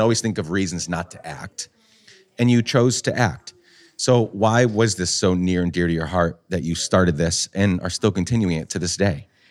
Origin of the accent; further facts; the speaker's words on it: Guatemala; now in New York City, United States; I grew up in Guatemala